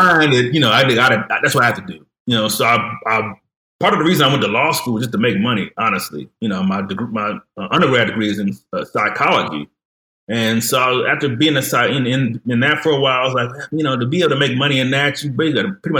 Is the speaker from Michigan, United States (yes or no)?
yes; Detroit, Michigan, United States; now in Fort Worth, United States; just a normal kid growing up in Detroit, Michigan